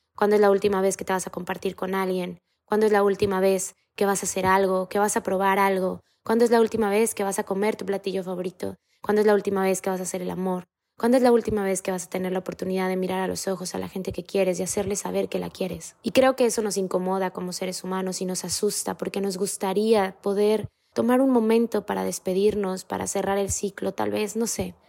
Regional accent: Mexico; en mi país, México

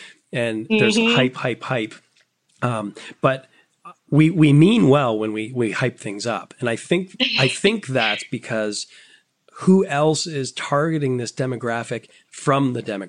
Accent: Canada; we're both from Canada.

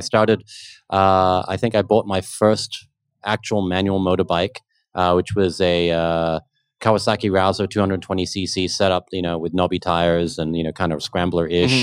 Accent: Australia; now in Philippines; as a kid growing up in Australia

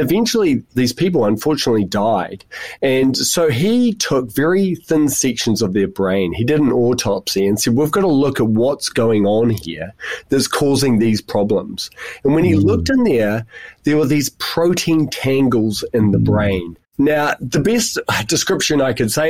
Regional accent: New Zealand; moved away as an adult; also born or lived in United Kingdom; now in Tasmania, Australia; I'm a New Zealander, and I've also spent 5 years in the UK, and now I'm here in Australia

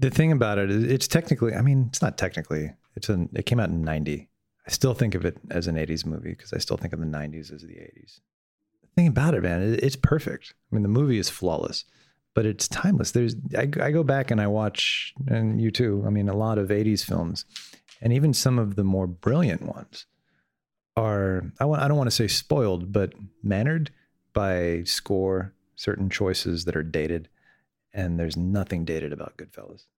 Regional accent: Miami, Florida, United States; I grew up in Miami.

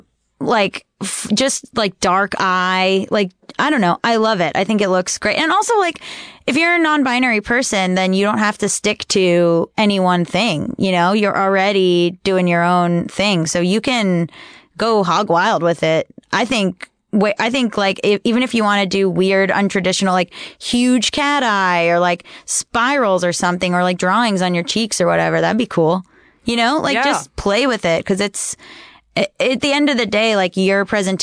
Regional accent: Hollywood, Florida, United States; I'm from Hollywood Beach, Florida. Hollywood, Florida. My parents are in Cooper City, Florida.

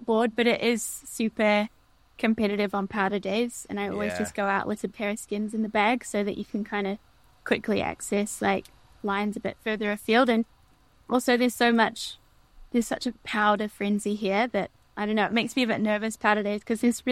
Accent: Wanaka, Otago, New Zealand; now in Switzerland; I grew up in Wanaka

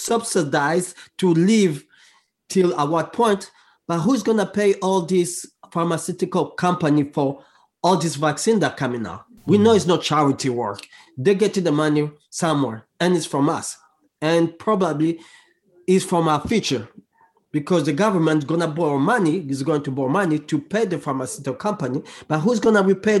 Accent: DR Congo; English is a second language; I speak a lot on social issue in my home country, which is Congo, and around the world

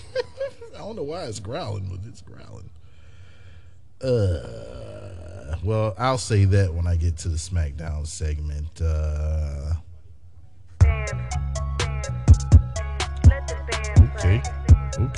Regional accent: Texas, United States; I was born in Texas.

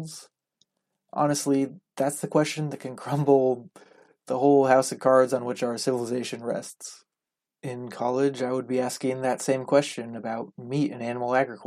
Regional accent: Southern California, United States; I grew up in Southern California, only a couple hours from San Diego

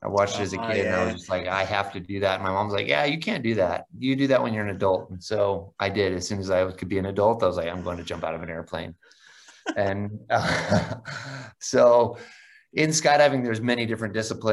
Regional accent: Idaho, United States; I grew up in the Idaho in the United States

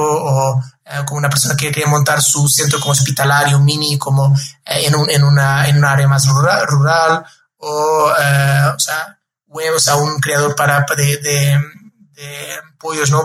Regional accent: Lisbon, Portugal; moved away; yo soy portugués, ¿no? Como mencionar, soy de Lisboa, ahí nací, tengo toda mi familia en Lisboa

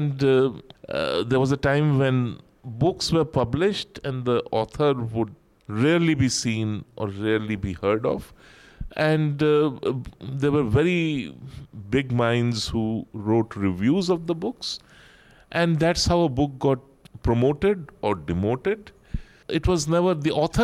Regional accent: India; me as an Indian

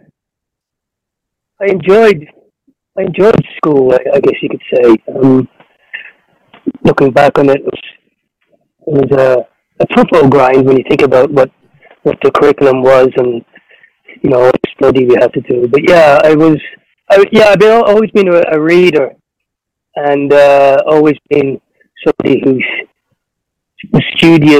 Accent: Duleek, Leinster, Ireland; born or raised there; moved away as an adult; also born or lived in England / Amsterdam, Netherlands / Portugal; now in Mozambique

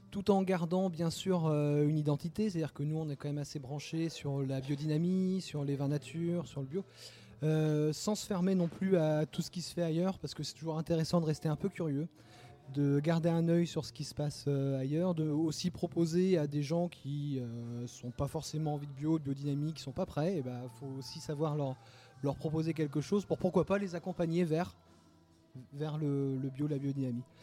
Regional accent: Pornic, Pays de la Loire, France; moi, je suis de Pornic, exactement.

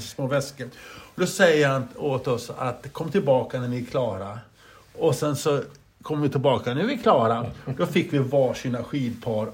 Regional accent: Grycksbo, Dalarna County, Sweden; Vi är uppväxta i Grycksbo du och jag

